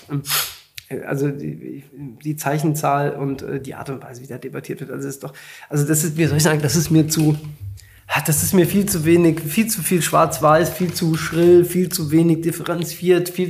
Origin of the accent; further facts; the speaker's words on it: Hesse, Germany; am Ende bin ich halt ein echter Hesse. Ich habe auch SCH-Problem.